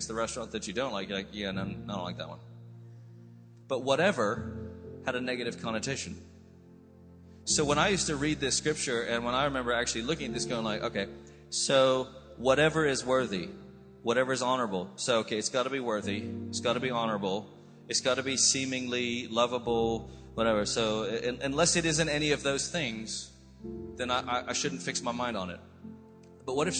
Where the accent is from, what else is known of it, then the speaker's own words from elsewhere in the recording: United States; accent: American; now in United Kingdom; I sound American, but I've spent 24 years, I'm British, all the way on the inside